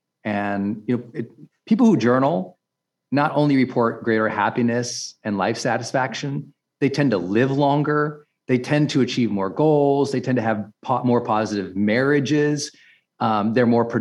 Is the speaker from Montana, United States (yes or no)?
yes; Montana, United States; I'm from Montana